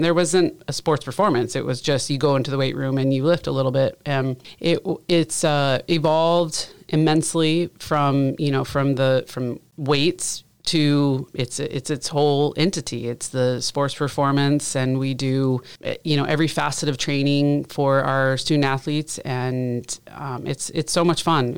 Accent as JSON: {"language": "English", "region": "Southeast Alaska", "country": "United States", "tie": "born or raised there", "also_born_or_lived": "Colorado / Michigan / Ohio / Washington", "moved": "as an adult", "lives_now": "Monmouth, United States", "said": "I grew up in Southeast Alaska"}